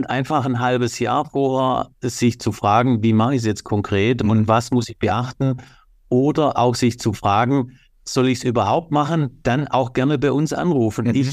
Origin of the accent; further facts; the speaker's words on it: Baden-Württemberg, Germany; Das ist als Schwabe für mich nicht.